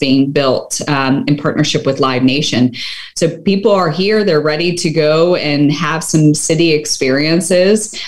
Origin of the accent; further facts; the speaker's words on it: Philadelphia, Pennsylvania, United States; my hometown of Philadelphia